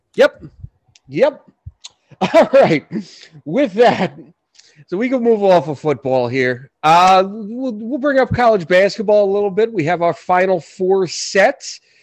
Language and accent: English; New York City, New York, United States; now in Orange County, New York, United States; I was born in Brooklyn.